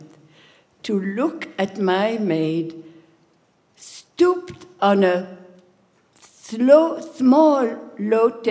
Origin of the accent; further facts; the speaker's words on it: Marrakesh, Marrakesh-Safi, Morocco; now in Philadelphia, United States; was born in Marrakech, Morocco, in 1936. The 13th child of my family and the last one. My Saint Mother cooked and baked every day